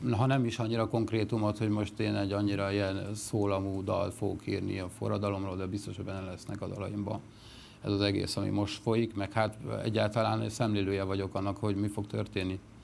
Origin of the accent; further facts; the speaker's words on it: Miskolc, Borsod-Abaúj-Zemplén, Hungary; also born or lived in Mezőkövesd; én mezőkövesdi születésű vagyok, de Miskolton szocializálódtam, a középiskolát már ott végeztem